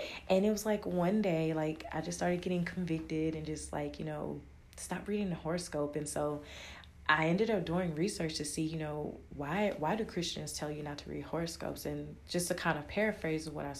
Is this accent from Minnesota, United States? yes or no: no; Louisiana, United States; I'm from Louisiana